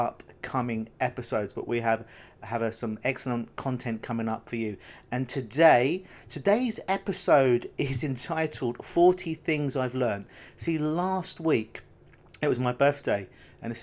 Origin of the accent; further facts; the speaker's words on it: London, United Kingdom; now in Canada; Growing up in London, England, I think I probably saw snow twice in my life